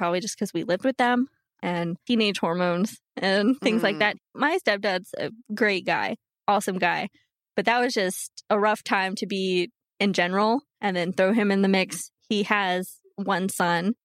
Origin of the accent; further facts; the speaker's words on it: Bedford, Texas, United States; I was born in Bedford